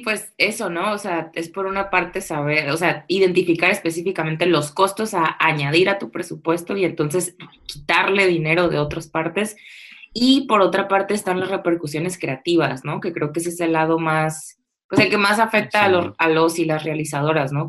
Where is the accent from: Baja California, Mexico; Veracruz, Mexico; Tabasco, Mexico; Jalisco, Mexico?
Baja California, Mexico; Tijuana; also born or lived in Mexico City; regresarme a Tijuana, ¿no? De donde soy